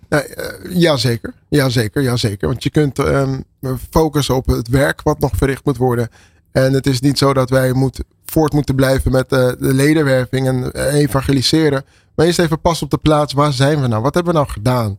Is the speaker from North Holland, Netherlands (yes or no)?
yes; Amsterdam, North Holland, Netherlands; Ik ben geboren en getogen in Amsterdam